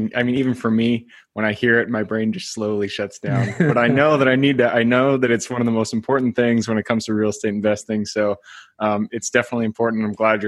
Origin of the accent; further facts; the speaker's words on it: Seattle, Washington, United States; I'm from the Seattle area.